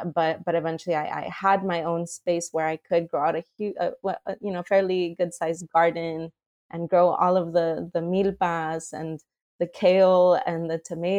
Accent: Mexico; You know, I recall growing up in Mexico, and one of my favorite things to do coming home from school

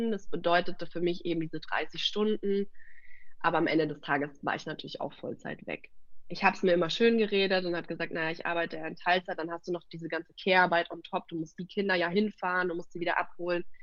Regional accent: Munich, Bavaria, Germany; Also wir kommen ja aus der Stadt. Ähm, ich, wir

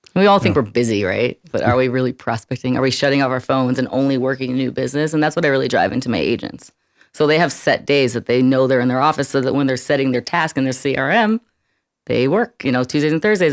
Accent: New York City, New York, United States; moved away as an adult; also born or lived in Arizona; I grew up in Brooklyn, New York

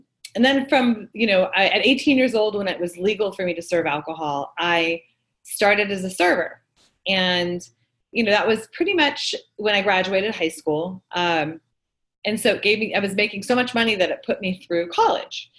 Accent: Manhattan Beach, California, United States; So I grew up in Manhattan Beach, and my father opened a restaurant

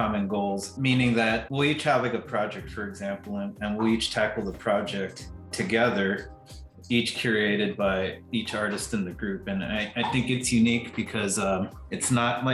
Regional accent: South Texas, United States; I'm born in the United States. However, I'm from South Texas, so I subscribe to the Tejano culture

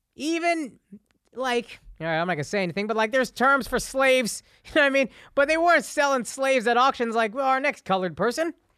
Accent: Texas, United States; I grew up in the South

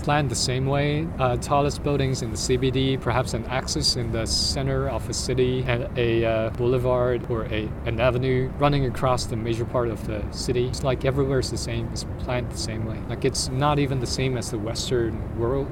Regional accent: Guangzhou, Guangdong, China; now in Hong Kong; I'm here from Guangzhou.

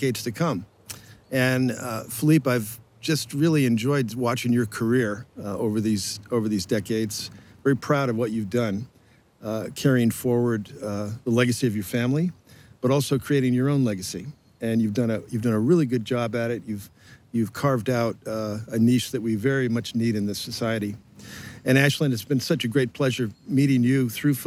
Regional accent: outside of Boston, Massachusetts, United States; I grew up outside of Boston, in a rural area, not close to the ocean

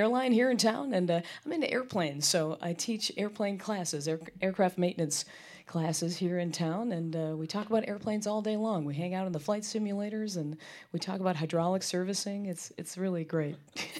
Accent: Appleton, Wisconsin, United States; moved away as an adult; also born or lived in Chicago, Illinois; now in Louisville, United States; I'm from Wisconsin originally, born in Chicagoland, but then we moved up to Wisconsin. Appleton is where I call home, but I've been in Louisville now for 12 years, so it feels like a second home, really.

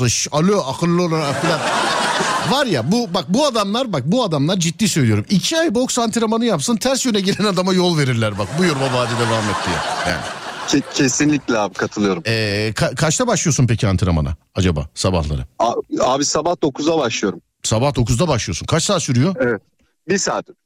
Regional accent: Istanbul, Turkey; Abi Bahçeşehir.

